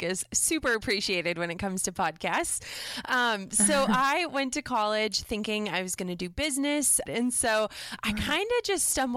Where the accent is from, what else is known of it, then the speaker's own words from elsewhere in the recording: Minnesota, United States; I'm from Minnesota originally